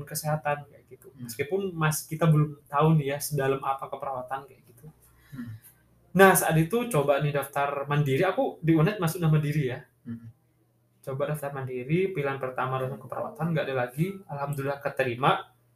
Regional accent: Bangkalan, East Java, Indonesia

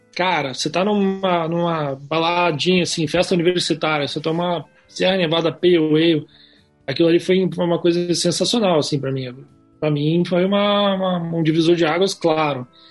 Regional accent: Pelotas, Rio Grande do Sul, Brazil; moved away as an adult; now in Curitiba, Brazil; Porque eu sou lá de Pelotas lá. Mudei para cá.

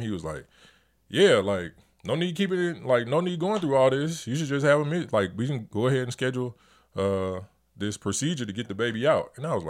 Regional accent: Montgomery, Alabama, United States; and I love my hometown. I love Montgomery, Alabama.

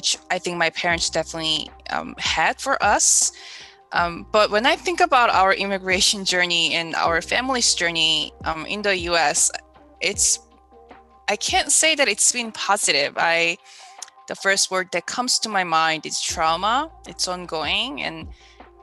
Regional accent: Gimhae, South Gyeongsang, South Korea; now in United States; I was born in South Korea and I grew up in a city called Gimhae, which is a small city near Busan

